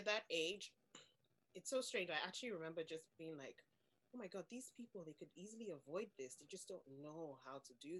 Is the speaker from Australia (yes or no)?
no; Nigeria; moved away as an adult; now in Ireland; I am from Nigeria originally. I've lived in Ireland for 13 years now